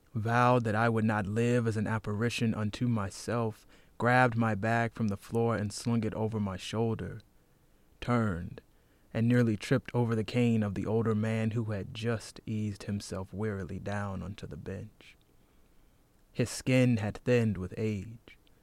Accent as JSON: {"language": "English", "region": "North Carolina", "country": "United States", "moved": "yes", "said": "I'm from North Carolina."}